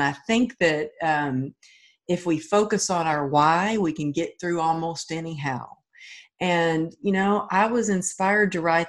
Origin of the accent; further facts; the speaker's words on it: Texas, United States; I'm from Texas and I was taught, you know, you got to be a cowgirl.